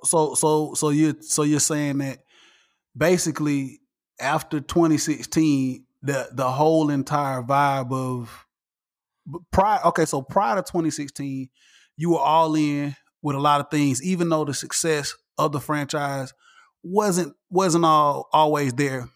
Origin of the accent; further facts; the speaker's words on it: Atlanta, Georgia, United States; I'm still Atlanta down, all the way red clay, I, uh, I'm from here.